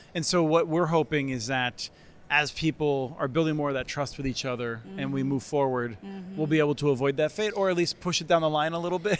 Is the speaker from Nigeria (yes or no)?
no; Eastern Pennsylvania, United States; now in Minnesota, United States; I grew up in Eastern Pennsylvania